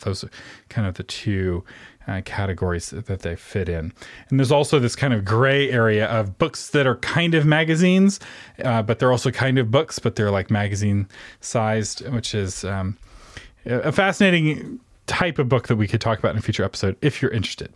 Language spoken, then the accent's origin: English; Texas, United States; I'm from Texas, where we don't really have train stations